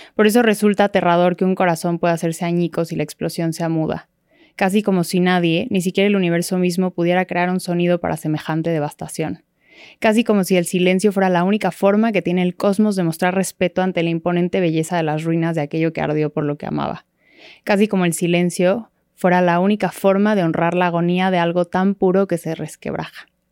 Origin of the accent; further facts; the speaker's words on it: Mexico City, Mexico; nací y crecí en la Ciudad de México